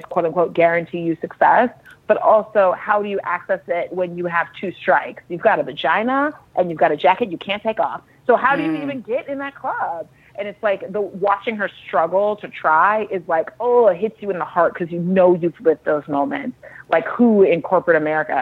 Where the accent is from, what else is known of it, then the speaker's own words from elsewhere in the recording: Dallas, Texas, United States; I grew up in Dallas, Texas